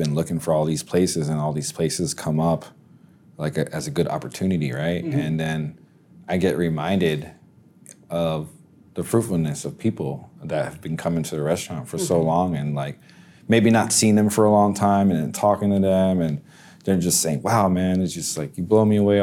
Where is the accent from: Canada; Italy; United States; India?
United States; Pennsylvania; now in Casselberry, United States; I'm from Pennsylvania